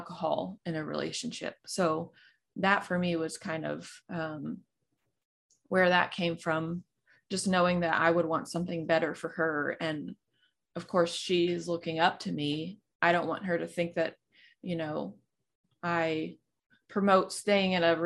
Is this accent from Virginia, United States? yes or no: no; Texas, United States; I'm from Texas and we're huge on football